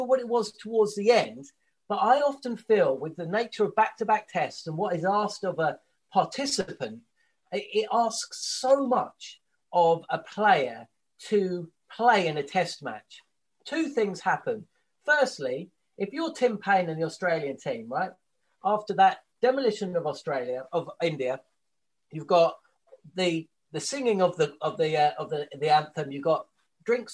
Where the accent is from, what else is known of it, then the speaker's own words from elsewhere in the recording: England, United Kingdom; As a kid growing up in England